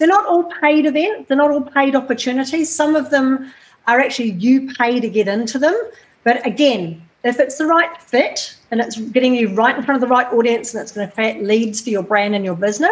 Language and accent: English; New Zealand; moved away as an adult; now in Australia; I'm never going to stop being a Kiwi